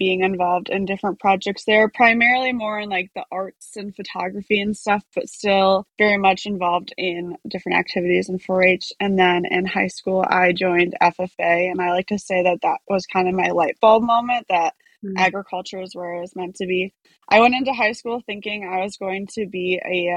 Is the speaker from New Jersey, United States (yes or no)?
no; Sauk Prairie, Wisconsin, United States; I grew up in Sauk Prairie, Wisconsin, or Sauk City is